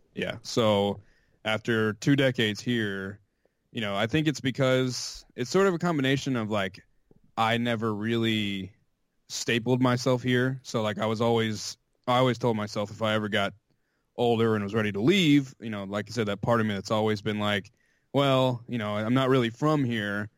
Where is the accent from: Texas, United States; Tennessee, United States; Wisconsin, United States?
Tennessee, United States; Chattanooga; also born or lived in Riverside, California; I was raised here